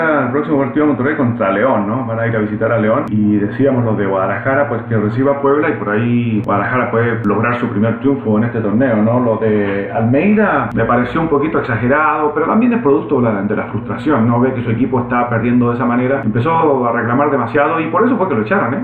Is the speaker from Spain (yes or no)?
no; Chile; yo siendo chileno